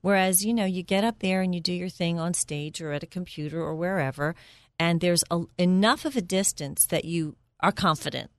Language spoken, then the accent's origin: English; Philadelphia, Pennsylvania, United States; moved away as an adult; now in Bucks County, United States; I was raised in Northeast Philly